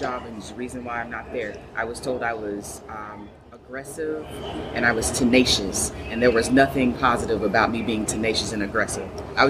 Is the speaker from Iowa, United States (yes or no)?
no; Mississippi, United States; now in Austin, United States; I'm actually originally from Mississippi.